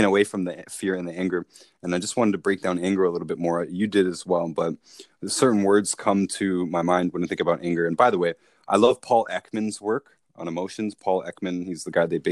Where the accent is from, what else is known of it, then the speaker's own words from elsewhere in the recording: Toronto, Ontario, Canada; we're from Toronto